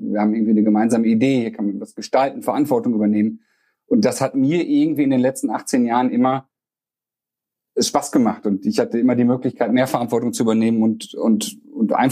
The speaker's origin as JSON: {"language": "German", "town": "Bocholt", "region": "North Rhine-Westphalia", "country": "Germany", "tie": "born or raised there", "said": "Ich habe damals gedacht, das wäre eine Bocholter Spedition. Bocholt ist meine Heimatstadt und habe nach dem Abi gesucht, geguckt, was kann ich machen"}